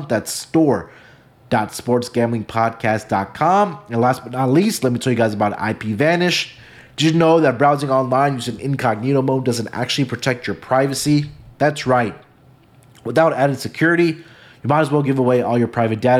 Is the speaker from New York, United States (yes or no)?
no; Houston, Texas, United States; I'm going to take my hometown team. I'm going to take the Houston Astros